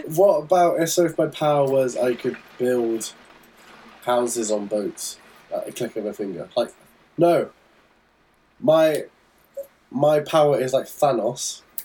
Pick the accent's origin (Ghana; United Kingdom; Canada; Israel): United Kingdom; England; as an English person.